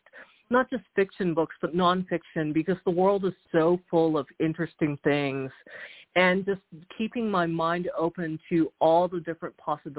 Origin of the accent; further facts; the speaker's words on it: Houston, Texas, United States; also born or lived in South Korea; I was born in Houston. I'm Korean-American, but my parents are Korean, and they were homesick for Korea, so we actually sort of bounced back and forth between Texas and South Korea